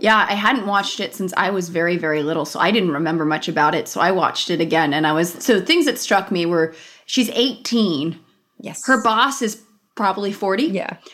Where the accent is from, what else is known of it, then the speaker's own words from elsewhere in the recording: Los Angeles, California, United States; growing up in Los Angeles, so I grew up in the San Fernando Valley. Van Nuys was the, I was